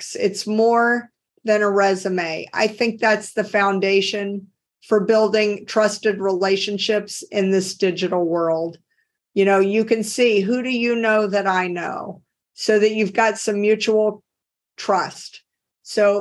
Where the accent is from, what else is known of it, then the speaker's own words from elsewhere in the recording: Deep South, United States; accent: Southern; now in Cambridge, United States; I grew up in the Deep South. You can tell if you talk to me and you know the American accent, I say things like y'all instead of you. So people immediately pick up on the fact that I'm from the South